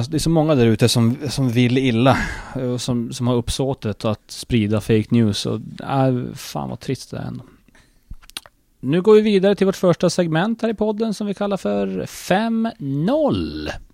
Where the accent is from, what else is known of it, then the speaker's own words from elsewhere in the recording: Sweden; var vi grannar på Yrkesgatan när vi växte upp, jag och Jonas